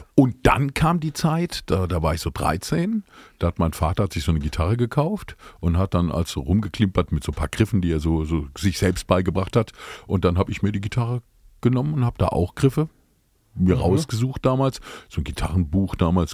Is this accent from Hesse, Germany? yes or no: no; Speyer, Rhineland-Palatinate, Germany; ich bin gebürtiger Speirer